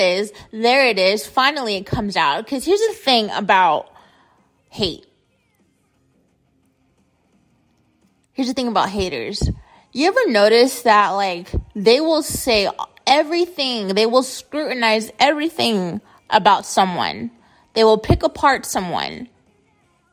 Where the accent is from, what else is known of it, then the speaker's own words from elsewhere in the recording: United States; I grew up in America.